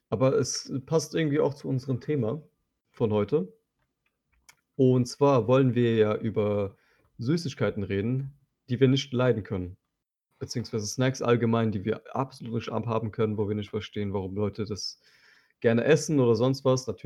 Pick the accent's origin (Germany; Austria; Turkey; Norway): Turkey; Und das sage ich als Türke.